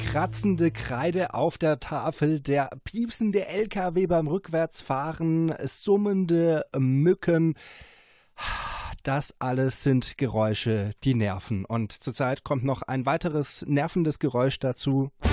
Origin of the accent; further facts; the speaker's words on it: Baden-Württemberg, Germany; also born or lived in Siegerland; now in Siegen, Germany; ich komme aus Baden-Württemberg